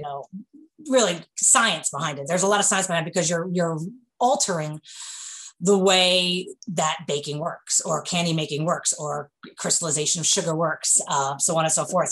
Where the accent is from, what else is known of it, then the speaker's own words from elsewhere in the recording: New York, United States; accent: New York; moved away as an adult; now in Kentucky, United States; I'm from New York, as you can tell from my accent